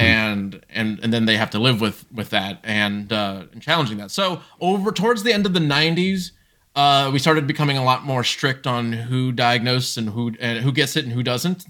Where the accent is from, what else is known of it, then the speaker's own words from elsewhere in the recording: Columbus, Ohio, United States; also born or lived in Brazil; Grew up in specifically Ohio, uh, Columbus, Ohio